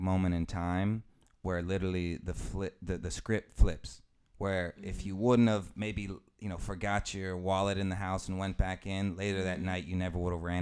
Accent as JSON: {"language": "English", "town": "Denver", "region": "Colorado", "country": "United States", "tie": "born or raised there", "moved": "yes", "said": "I'm from Denver, Colorado originally"}